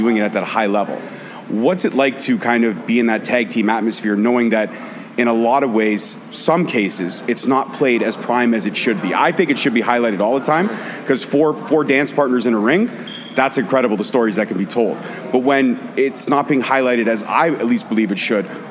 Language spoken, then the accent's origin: English; Brampton, Ontario, Canada; Now, I live in Brampton. I was born and raised in Brampton.